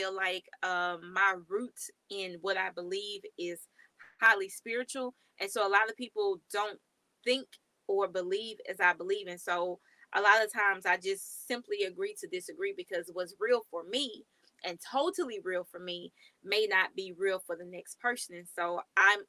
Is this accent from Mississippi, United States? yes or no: yes; Mississippi, United States; moved away as an adult; now in Texas, United States; I'm now in Texas. I'm from Mississippi